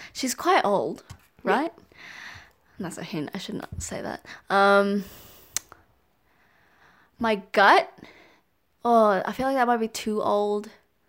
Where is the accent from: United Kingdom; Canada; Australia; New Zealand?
New Zealand; Auckland; also born or lived in Wellington; I grew up in Auckland, but I was born in...